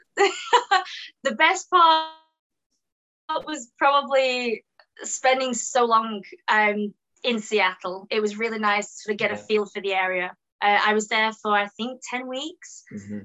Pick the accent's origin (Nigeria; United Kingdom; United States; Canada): United Kingdom; England; accent: British